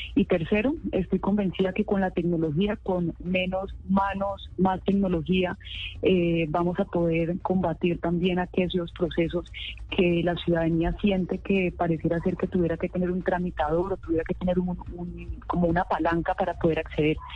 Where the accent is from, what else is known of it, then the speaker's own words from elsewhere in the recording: Cali, Valle del Cauca, Colombia; los que nacimos aquí en Cali